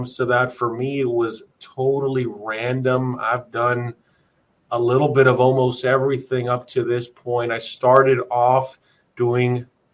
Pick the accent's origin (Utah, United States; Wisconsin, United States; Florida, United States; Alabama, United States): Florida, United States; Miami; I'm born and raised in Miami, Florida. I've been living here my entire life